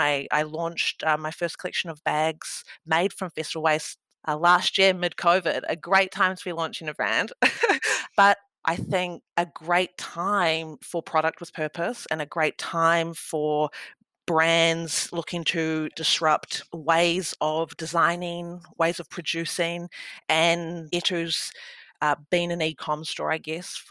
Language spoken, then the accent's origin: English; Wellington, New Zealand; moved away as an adult; now in Melbourne, Australia; I'm originally from Aotearoa, New Zealand. I'm a proud Ngāti Toa woman from Wellington, and I moved to Melbourne over a decade ago